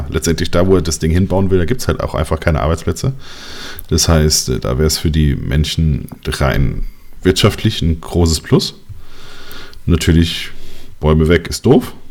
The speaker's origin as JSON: {"language": "German", "country": "Germany", "said": "Ich sage aber auch Benzin. Ist sind Z drin. Ich bin Deutscher, da sagt Benzin."}